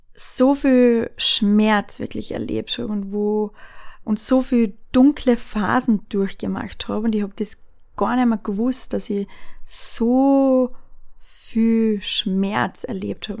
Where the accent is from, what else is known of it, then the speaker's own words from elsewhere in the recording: Austria; bei uns in Österreich